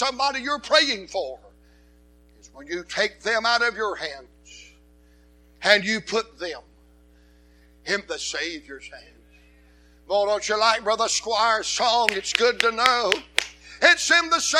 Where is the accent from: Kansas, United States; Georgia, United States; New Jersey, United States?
Georgia, United States; Atlanta; I'm from Atlanta